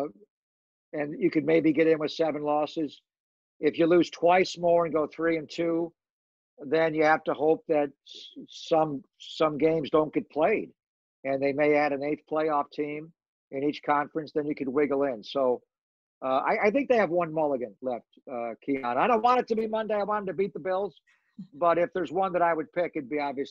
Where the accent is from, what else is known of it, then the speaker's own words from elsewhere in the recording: Buffalo, New York, United States; I'm from Buffalo